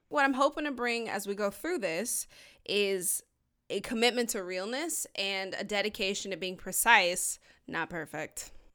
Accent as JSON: {"language": "English", "region": "Georgia", "country": "United States", "said": "we're both from Georgia"}